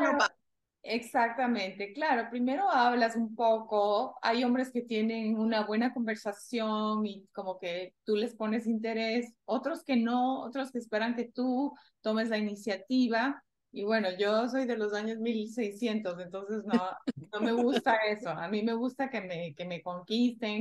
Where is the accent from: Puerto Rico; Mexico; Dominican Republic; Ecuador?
Ecuador; moved away as an adult; yo crecí en Ecuador cuando era joven